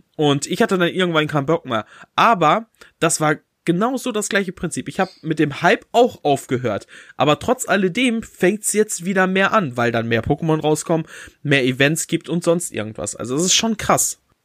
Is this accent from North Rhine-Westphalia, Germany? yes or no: yes; Bünde, North Rhine-Westphalia, Germany; bei uns in Bünde